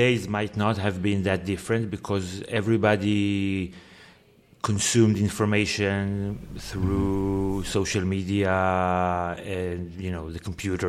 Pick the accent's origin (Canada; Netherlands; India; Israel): Israel; And I feel that the more I am away from Israel, the larger the gap becomes between my experience and your experience. And I feel that were I to go back tomorrow, it's a different country than it was before.